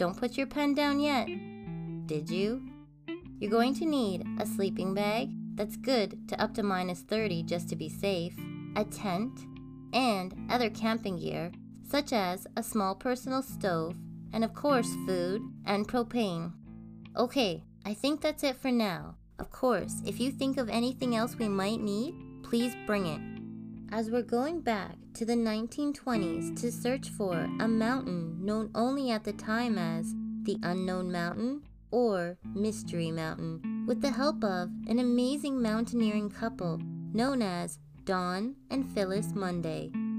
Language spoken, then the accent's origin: English; Canada; This is a Canadian podcast about the myths, legends, and just good old stories Canada has to tell.